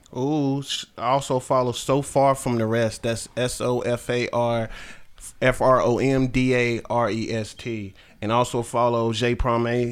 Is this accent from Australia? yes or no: no; United States; also born or lived in New York; New York gave me and Carolina raised me. Um, I grew up here my whole life